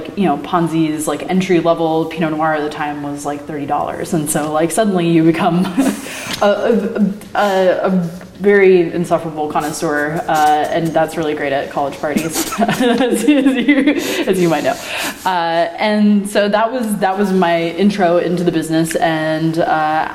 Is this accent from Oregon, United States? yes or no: yes; Beaverton, Oregon, United States; I grew up in the Portland area. I grew up in Beaverton in the suburbs